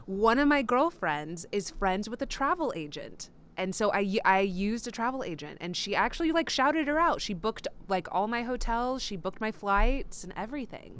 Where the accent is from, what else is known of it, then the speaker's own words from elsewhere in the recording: Texas, United States; I grew up in Texas